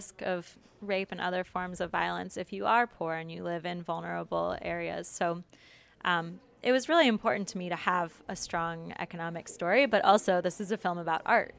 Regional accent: Detroit, Michigan, United States; I'm from Michigan, from the Detroit area, and we have one of the largest Arab populations outside of the Middle East

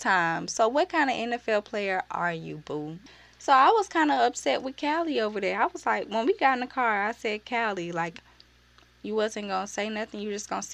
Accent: Birmingham, Alabama, United States; I'm from Birmingham

